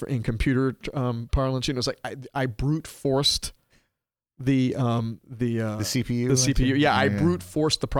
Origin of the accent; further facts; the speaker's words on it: Little Rock, Arkansas, United States; moved away as an adult; I grew up in Little Rock, Arkansas